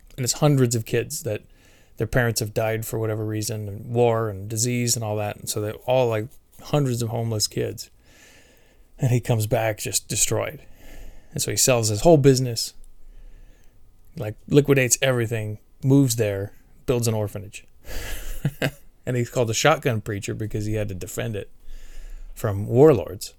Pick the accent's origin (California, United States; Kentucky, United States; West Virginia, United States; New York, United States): California, United States; San Carlos; I've been born and raised in the Bay Area